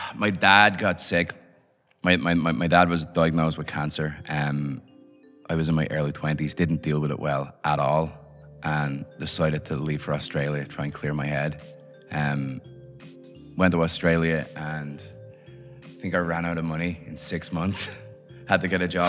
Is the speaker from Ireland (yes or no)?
yes; Dublin, Leinster, Ireland; I was born in Dublin in late 70s so so grew up in Dublin in the 80s.